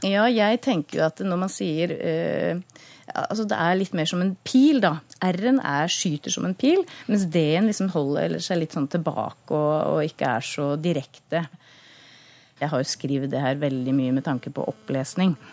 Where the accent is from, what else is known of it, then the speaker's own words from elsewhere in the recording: Skien, Vestfold og Telemark, Norway; accent: Grenland dialect; moved away; er født og oppvokst i, Skien, så den eh, dialekta er jeg jo grodd opp eh, sammen med.